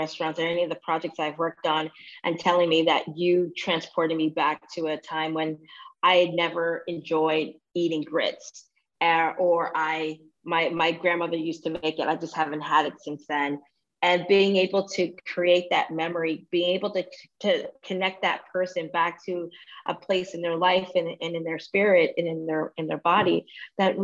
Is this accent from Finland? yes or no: no; United States; born or raised there; also born or lived in Toronto, Canada